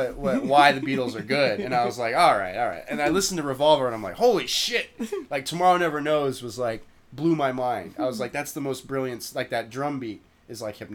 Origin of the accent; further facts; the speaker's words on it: Modesto, California, United States; moved away; I'm from Modesto, where it's like a combination of shit kickers and like cool people and like drug addicts